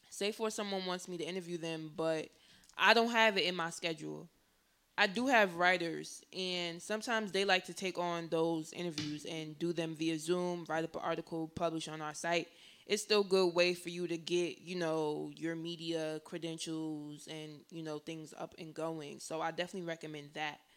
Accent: New Jersey, United States; Because I'm from Jersey, which is like in the United States, near New York.

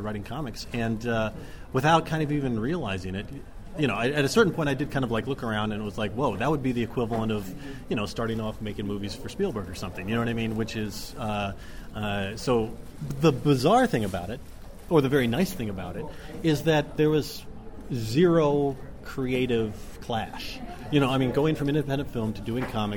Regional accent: Dallas, Texas, United States; also born or lived in Oxford; I grew up in Dallas as a kid

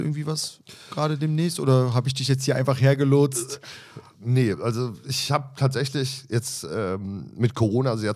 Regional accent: Berlin, Germany; hat mich als gebürtiger Berliner oder wie wir immer sagen, Waschechter

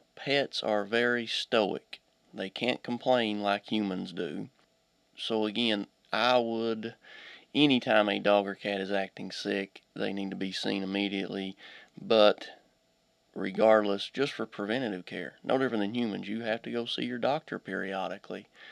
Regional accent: Pike County, eastern Kentucky, United States; also born or lived in Auburn / Hazard; I'm originally from uh, eastern Kentucky. I was raised in Pike County

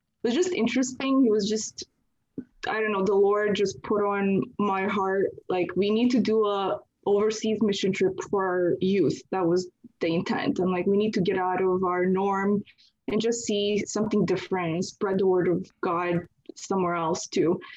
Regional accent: Canada; I'm from Canada, actually, so I'm not from the U.S.

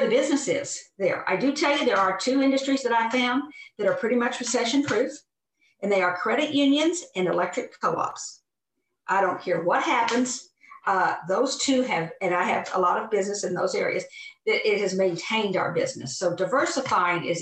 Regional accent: Oklahoma, United States; I'm from Oklahoma

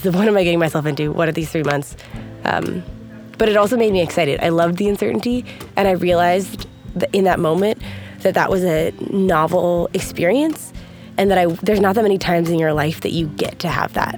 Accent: United States; I'm from United States.

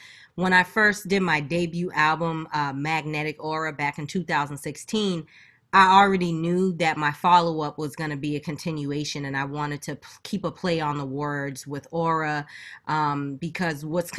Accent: Boston, Massachusetts, United States; also born or lived in Macon, Georgia; I was born and raised in Boston, but I also like had a big childhood down in Macon, Georgia as well. I moved around a lot, so like I consider myself a northern country girl.

